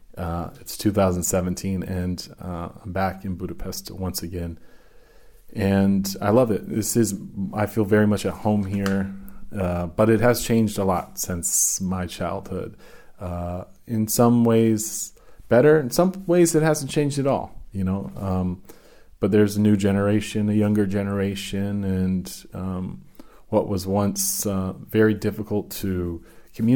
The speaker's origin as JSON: {"language": "English", "country": "United States", "tie": "born or raised there", "said": "I'm first generation. I was born in the States, but my parents came to America in 68, 69"}